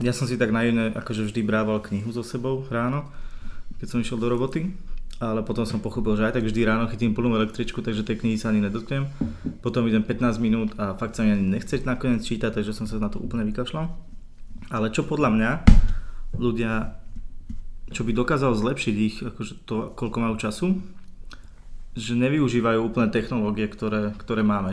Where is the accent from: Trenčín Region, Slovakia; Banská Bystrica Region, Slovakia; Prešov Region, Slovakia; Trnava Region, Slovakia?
Trnava Region, Slovakia; Sereď; moved away; keď som ešte býval doma v Seredi